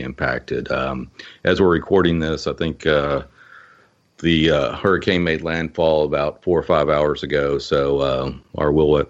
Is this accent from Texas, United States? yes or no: yes; Texas, United States; I'm Texan